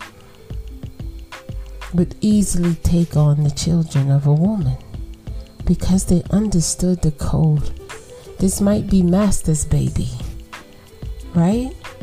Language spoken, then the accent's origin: English; United States